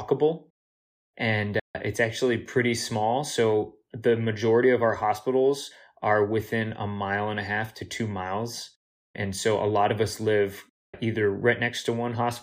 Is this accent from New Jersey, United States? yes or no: yes; New Jersey, United States; now in Boston, United States; I grew up in New Jersey as a Yankees fan